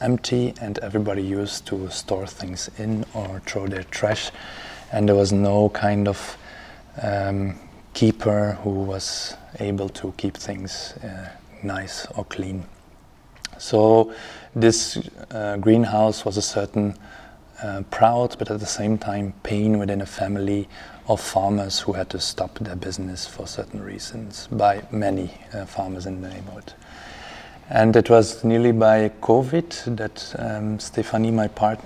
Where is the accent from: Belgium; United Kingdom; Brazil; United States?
Belgium; Ghent, Flanders; I'm an architect from Ghent.